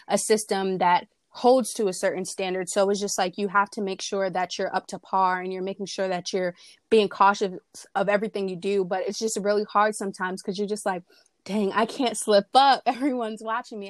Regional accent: Willingboro, New Jersey, United States; I'm 19 years old, and I'm from Willingboro, New Jersey.

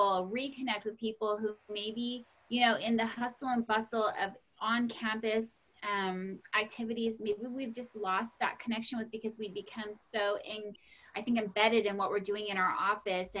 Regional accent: Bakersfield, California, United States; we're both East Side girls

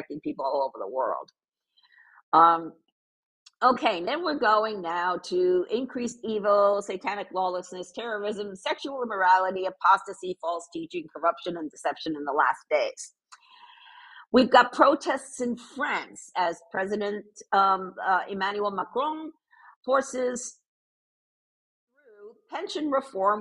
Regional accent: New York, United States; moved away; also born or lived in Vermont; I grew up in New York. I went to college in Vermont

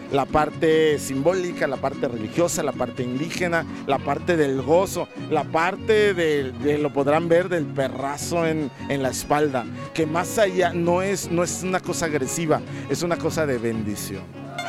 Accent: Colima, Mexico; todos los que somos de Colima

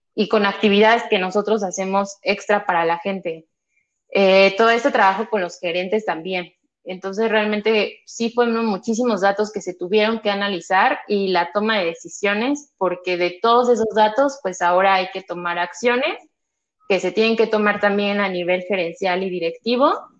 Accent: Mexico City, Mexico; Nací, crecí, radico aquí en la Ciudad de México

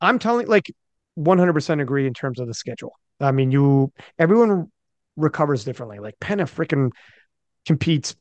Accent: Canada; I'm Canadian

